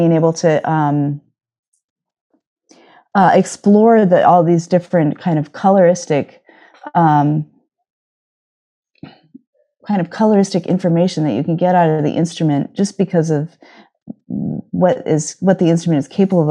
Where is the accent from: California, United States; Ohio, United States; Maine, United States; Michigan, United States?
California, United States; near San Francisco; moved away as an adult; also born or lived in Los Angeles; now in New York, United States; I grew up near San Francisco